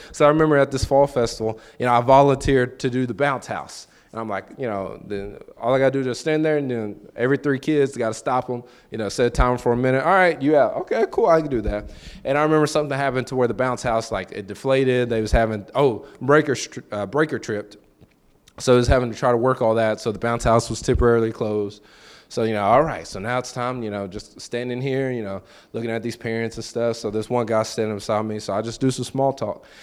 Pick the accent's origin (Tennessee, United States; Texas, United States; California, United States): Tennessee, United States; Lexington; moved away; I'm from Lexington.